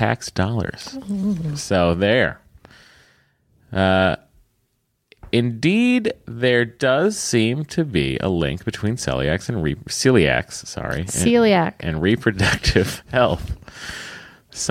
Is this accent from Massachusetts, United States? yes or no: yes; Lowell, Massachusetts, United States; I'm from Lowell, which we pronounce Lowell